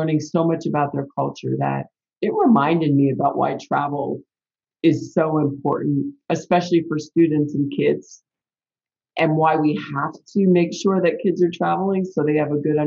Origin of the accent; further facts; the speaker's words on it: New York City, New York, United States; Growing up in New York City